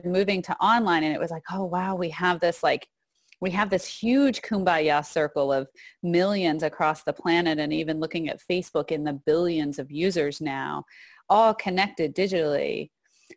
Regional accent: Texas, United States; moved away; also born or lived in Arizona; I actually also grew up in Texas. I was born in Texas

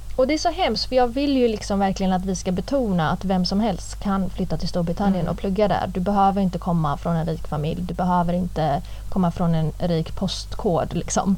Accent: Gothenburg, Västra Götaland, Sweden; moved away as an adult; jag vill inte plugga i Göteborg. Jag vill inte vara kvar i min hemstad

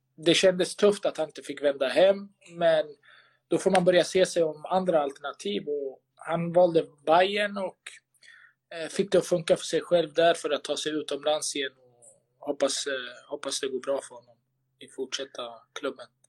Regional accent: Sweden; moved away as an adult; also born or lived in Malmö, Sweden; now in Istanbul, Turkey; Sverige är alltid hemma

